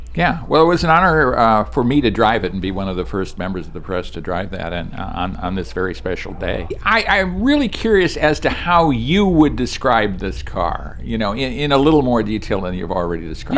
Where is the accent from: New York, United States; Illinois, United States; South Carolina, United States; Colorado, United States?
Illinois, United States; Chicago; I grew up in the Chicago area